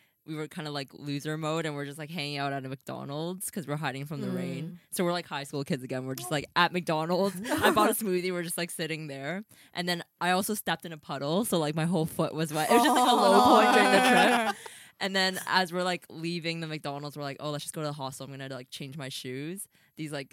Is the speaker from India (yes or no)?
no; Canada; also born or lived in Hong Kong; now in London, United Kingdom; I'm from Canada